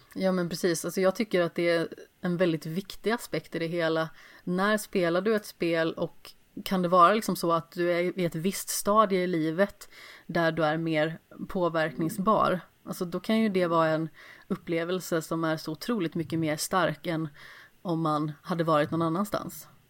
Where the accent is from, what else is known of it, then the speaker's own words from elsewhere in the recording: Alingsås, Västra Götaland, Sweden; jag kommer ju från Allingsås